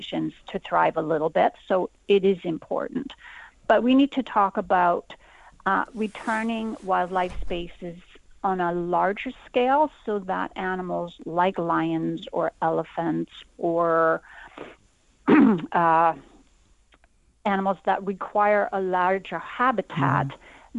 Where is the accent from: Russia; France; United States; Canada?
Canada; I'm actually in Somerset right now, but I'm a Canadian.